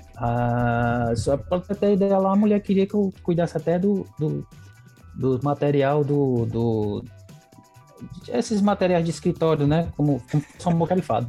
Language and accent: Portuguese; interior of Ceará, Brazil; now in Caucaia, Brazil; eu vim do interior, vim bem do interior, morei em Canto Brabo que não tinha nem energia